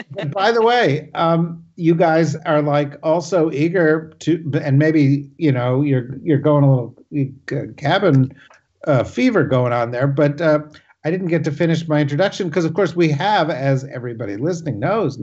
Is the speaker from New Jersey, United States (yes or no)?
yes; Summit, New Jersey, United States; I am coming to you from Summit, New Jersey, where my hometown, where I grew up, where there is no snow outside.